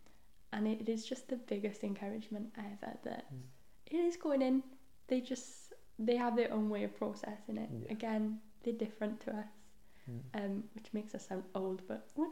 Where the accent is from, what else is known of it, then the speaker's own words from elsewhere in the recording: Wales, United Kingdom; first language Welsh; English is a second language; my first language is Welsh, so I have a Welsh Bible